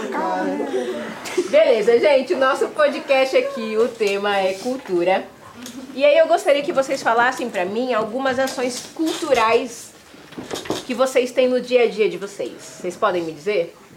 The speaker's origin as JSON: {"language": "Portuguese", "town": "Pirassununga", "region": "São Paulo", "country": "Brazil", "tie": "born or raised there", "also_born_or_lived": "Resende, Rio de Janeiro", "moved": "yes", "said": "nascido e criado de São Paulo, Pirassununga, São Paulo, nascido e criado lá"}